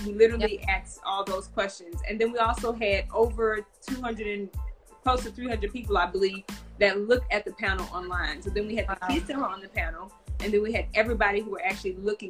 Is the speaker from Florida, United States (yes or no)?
no; Texas, United States; now in Los Angeles, United States; However, I'm from Texas, and I felt that we needed to know how, kids needed to know how to get into the entertainment industry.